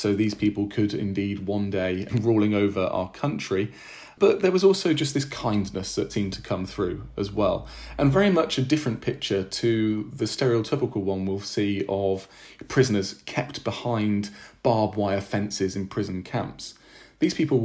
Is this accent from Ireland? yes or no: no; Peterborough, East of England, United Kingdom; I come from Peterborough in Cambridgeshire